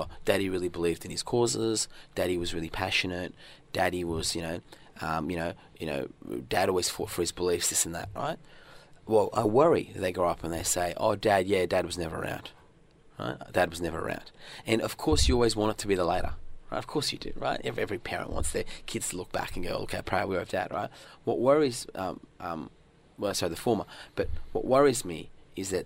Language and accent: English; Australia; also born or lived in northern Iran; when I was growing up in Australia